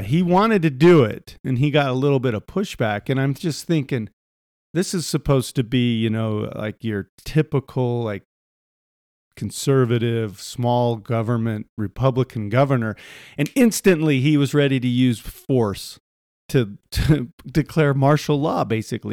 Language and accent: English; Utah, United States; we're from Utah